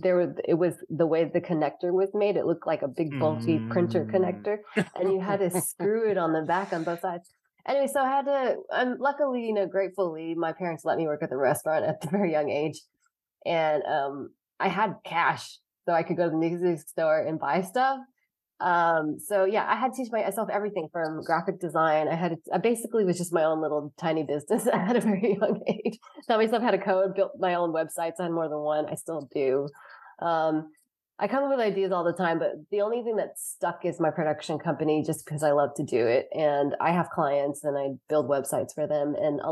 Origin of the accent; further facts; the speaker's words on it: Lansing, Michigan, United States; born there; I just like that I was born in Lansing